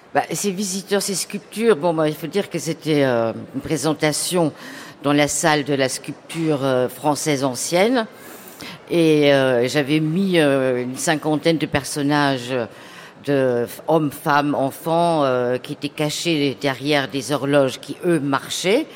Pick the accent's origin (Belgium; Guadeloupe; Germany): Germany; moved away; je viens d'Allemagne